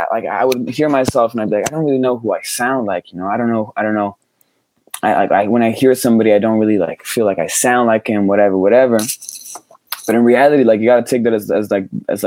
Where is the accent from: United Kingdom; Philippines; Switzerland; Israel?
Switzerland; near Geneva; I grew up in Switzerland, which is in the French speaking part of Switzerland, by Geneva